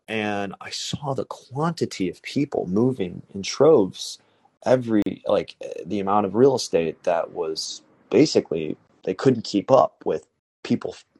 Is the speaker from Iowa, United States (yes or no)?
no; Chicago, Illinois, United States; also born or lived in South Korea / Bucharest, Romania; I'm from Chicago, uh, adopted from Korea